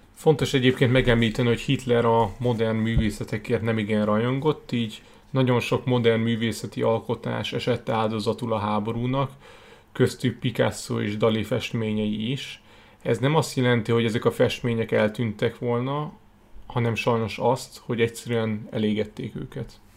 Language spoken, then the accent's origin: Hungarian; Hungary; magyarok vagyunk